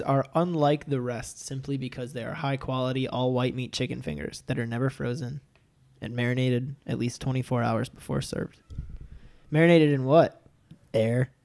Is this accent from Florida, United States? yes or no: no; Levittown, New York, United States; I was born in Levitt Town, Long Island